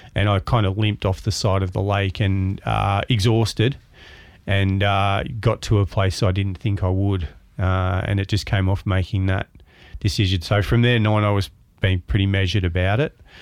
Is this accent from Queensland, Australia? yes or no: no; Melbourne, Victoria, Australia; moved away as an adult; I was born in Williamstown in, um, Melbourne, maritime town. Uh, grew up around the ocean. I was a lifesaver and lifeguard down there and went to primary school in Williamstown